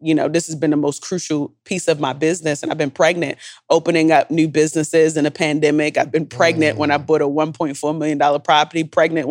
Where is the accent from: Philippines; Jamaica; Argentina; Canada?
Jamaica; I'm Jamaican